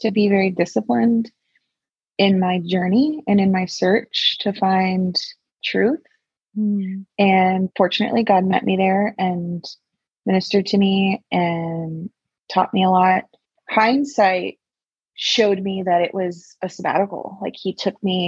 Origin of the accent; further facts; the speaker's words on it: Texas, United States; I'm from Texas. I love it here